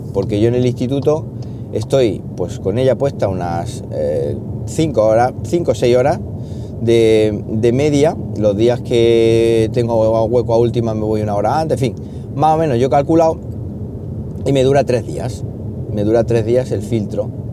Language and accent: Spanish; Siles, Andalusia, Spain; moved away as an adult; now in Linares, Spain; de Siles, de mi pueblo